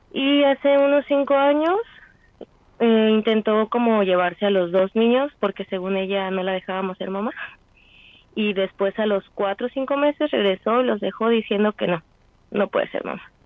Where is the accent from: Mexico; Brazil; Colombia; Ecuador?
Mexico; como buenos mexicanos que somos